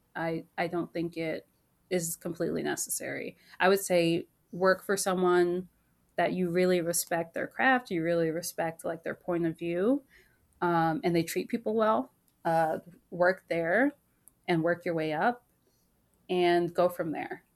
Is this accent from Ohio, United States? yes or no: no; Maryland, United States; I grew up in Maryland